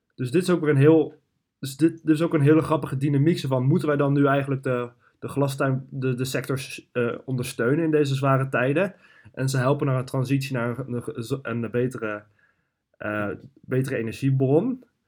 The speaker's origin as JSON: {"language": "Dutch", "country": "Netherlands", "said": "wij als Nederlanders"}